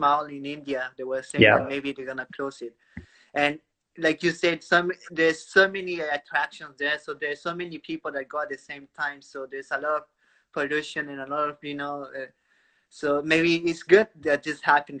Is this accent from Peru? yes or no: yes; Peru; I'm from Peru